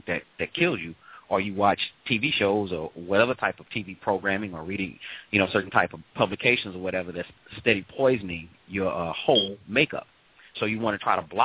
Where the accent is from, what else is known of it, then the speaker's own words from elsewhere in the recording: St. Louis, Missouri, United States; moved away; St. Louis, originally. St. Louis, Missouri.